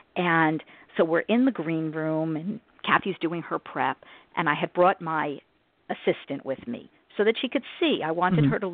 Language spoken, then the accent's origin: English; New Jersey, United States; us New Yorkers, even though I'm from New Jersey